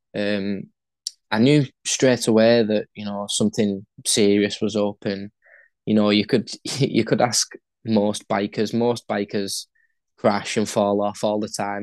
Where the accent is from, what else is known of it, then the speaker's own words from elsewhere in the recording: St Helens, North West England, United Kingdom; hometown, St. Helens, where I live.